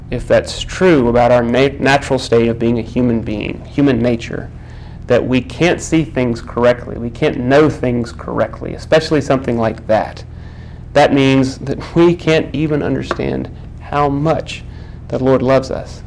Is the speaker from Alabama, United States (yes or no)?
no; Texas, United States; I'm from Texas